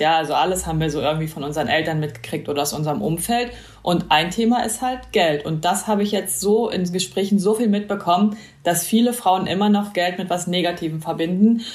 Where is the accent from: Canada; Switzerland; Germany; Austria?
Germany; East Germany; Ich bin äh, in, im Osten aufgewachsen